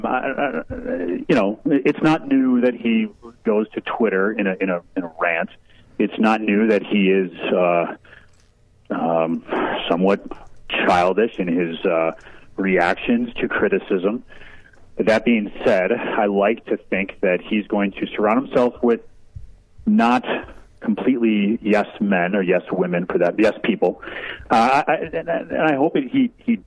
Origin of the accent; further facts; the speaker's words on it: South Central Wisconsin, United States; moved away; I'm originally from South Central Wisconsin, where people voted for him